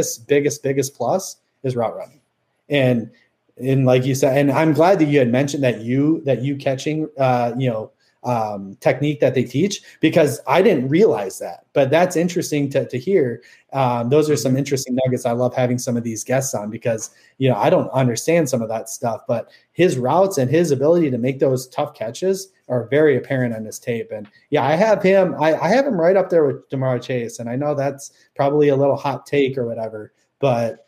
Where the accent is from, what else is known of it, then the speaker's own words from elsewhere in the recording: Minnesota, United States; we're all from Minnesota here